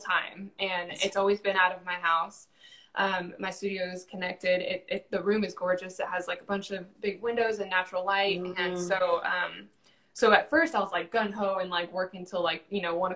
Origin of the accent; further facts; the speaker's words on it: San Bernardino Mountains, California, United States; moved away as an adult; now in Central Texas, United States; I was born in California, and I was raised in San Bernardino Mountains, so we grew up with, like, off-roading and camping